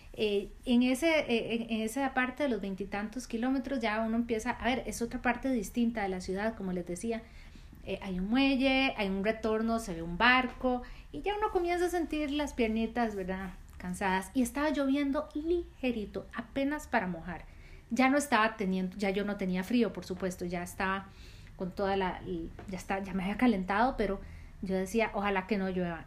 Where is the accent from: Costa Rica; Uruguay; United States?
Costa Rica; Yo soy de Costa Rica